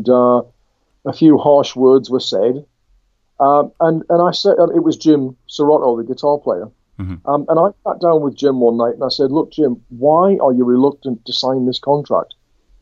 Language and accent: English; Durham, North East England, United Kingdom; also born or lived in Leicester / Washington; I returned from Leicester back up to my native northeast, because I'm a Durham lad. I was from Durham City.